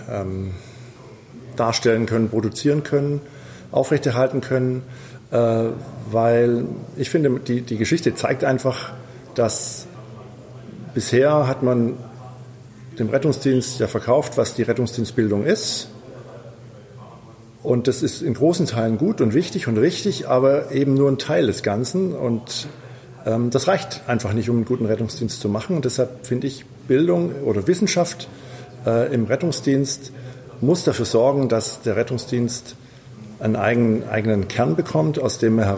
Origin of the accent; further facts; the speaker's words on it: Stuttgart, Baden-Württemberg, Germany; ich komme aus Stuttgart, bin äh, Notfallsanitäter.